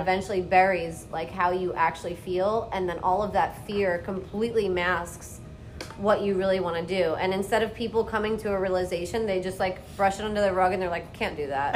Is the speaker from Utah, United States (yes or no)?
no; Long Island, New York, United States; moved away as an adult; now in Key West, United States; I'm from Long Island, New York